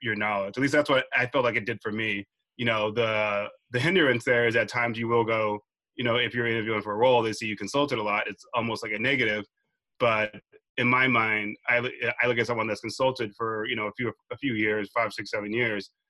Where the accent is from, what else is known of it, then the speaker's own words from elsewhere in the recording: Dallas, Texas, United States; I'm originally from Dallas, Texas